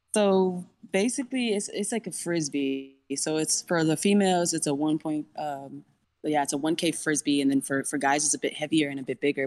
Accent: Mission, Texas, United States; I'm from the Valley

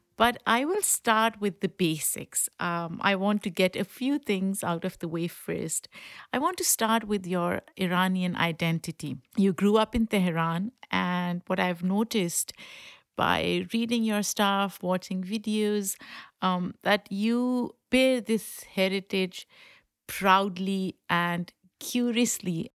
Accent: Pakistan; English is a second language; now in United States; I grew up in Pakistan, so for me, Iran is a neighboring country

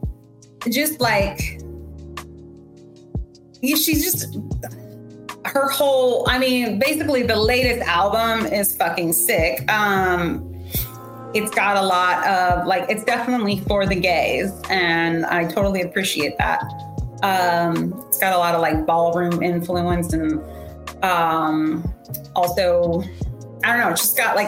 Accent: San Diego, California, United States; also born or lived in Iowa; I was born in Iowa, and then my parents divorced, and my mom and I moved to San Diego when I was, like, 8

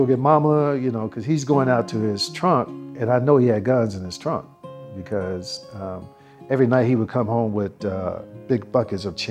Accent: Dallas, Texas, United States; We grew up in South Dallas.

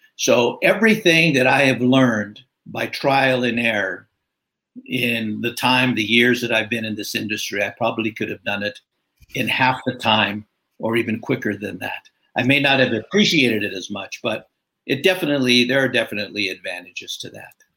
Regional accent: California, United States; I'm a California native, so uh, early years in uh, northern in Southern California, then uh, moved up. Parents moved up to northern

